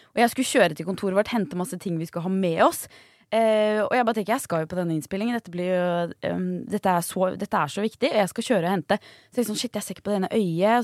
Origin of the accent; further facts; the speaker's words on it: near Jar, Bærum, Akershus, Norway; Eh, jar i Bærum. Det er rett ved der jeg kommer fra